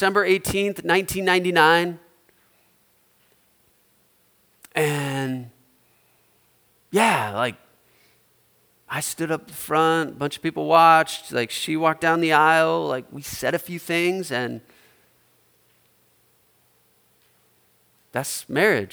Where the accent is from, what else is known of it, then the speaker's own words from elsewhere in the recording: Omaha, Nebraska, United States; my hometown, Omaha